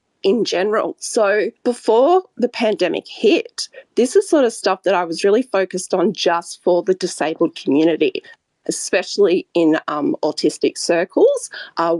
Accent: Australia; I'm from Australia

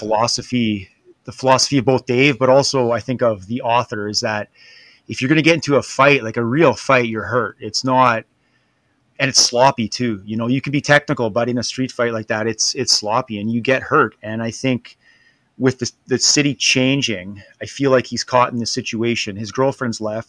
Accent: Canada; being Canadian

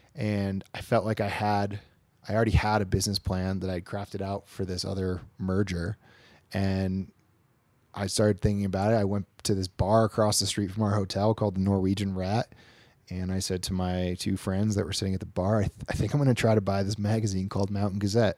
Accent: Queensbury, New York, United States; now in North Lake Tahoe, United States; I'm from the Queensbury, Lake George area.

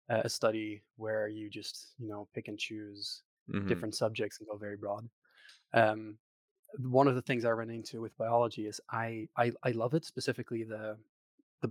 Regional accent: Netherlands; accent: Dutch; English is a second language; also born or lived in Maastricht, Netherlands; I'm from the Netherlands. So if you hear a slightly odd accent, that's where that comes from.

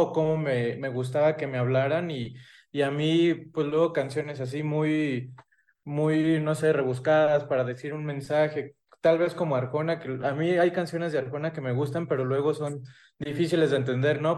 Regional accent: Michoacán, Mexico; yo soy de Michoacán

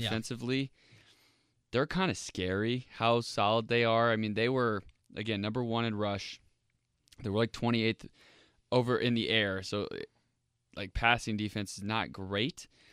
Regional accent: Indianapolis, Indiana, United States; I live, I grew up in Indianapolis

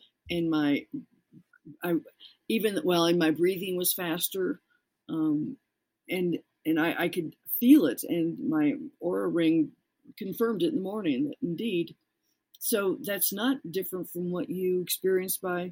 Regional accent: Colorado, United States; I'm from Colorado

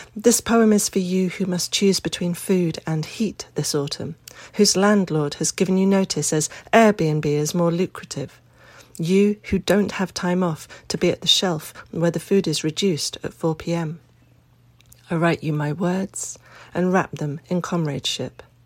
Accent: United Kingdom; also born or lived in Dorset; given the aristocratic shenanigans in my home country this weekend. I am five thousand miles away, and happily so. Today I had my first pang of homesickness, after almost three weeks away. Not for Britain

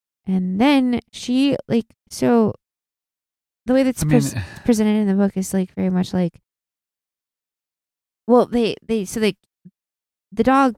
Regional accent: Midwest, United States; We are from the Midwest. There's not a lot of sailing clubs.

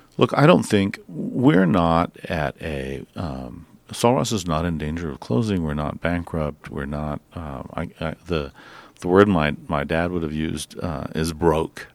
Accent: Alpine, Texas, United States; I'm from Alpine

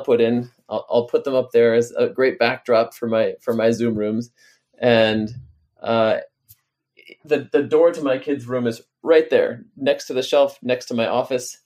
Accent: on the Canadian border, New York, United States; also born or lived in Washington, D.C.; now in Baltimore, United States; I grew up on the Canadian border in New York

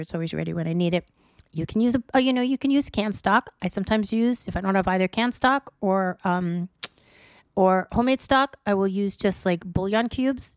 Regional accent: New York City, New York, United States; moved away; I'm from New York

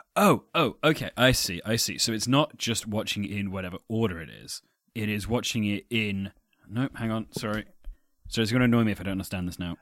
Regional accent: England, United Kingdom; accent: English; as an English person

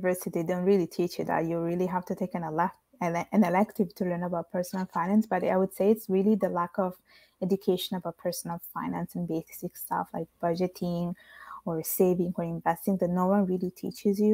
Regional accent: Italy; moved away; because I grew up in Italy, I was the one bringing the Italian side in the house.

